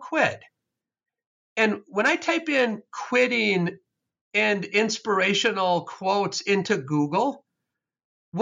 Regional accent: Wisconsin, United States; I was raised in Wisconsin.

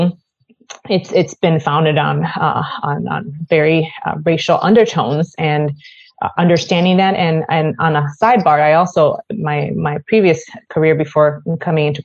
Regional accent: Puerto Rico; now in Minnesota, United States; I'm originally from Puerto Rico, so I'm not from Minnesota originally

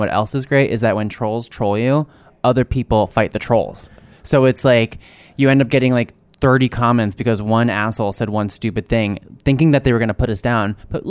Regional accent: New Jersey, United States; I'm from New Jersey.

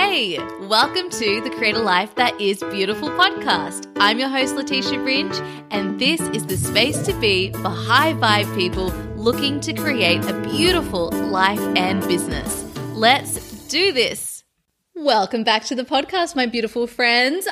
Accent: Sydney, New South Wales, Australia; moved away; Sydney, Australia, which is my hometown

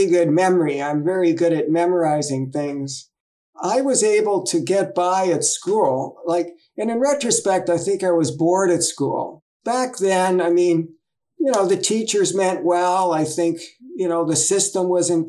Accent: Toronto, Ontario, Canada; I was born in 1948 in Toronto, Ontario, Canada, kind of a middle class area, growing up pretty normal

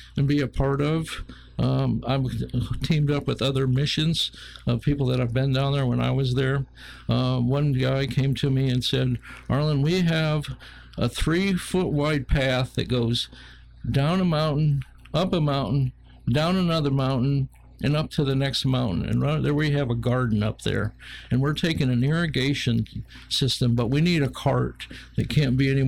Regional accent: Northwest Ohio, United States; moved away; I'm from Northwest Ohio and part of a Mennonite

